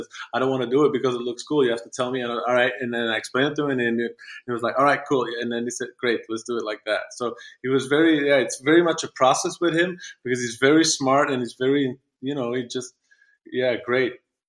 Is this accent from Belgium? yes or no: yes; Belgium; I'm from Belgium, such a small country.